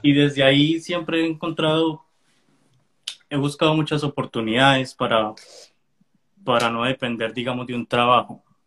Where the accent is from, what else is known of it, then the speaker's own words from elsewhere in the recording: Colombia; moved away as an adult; now in United States; Yo soy colombiano, pero vivo en Estados Unidos hace ya como seis meses seis, años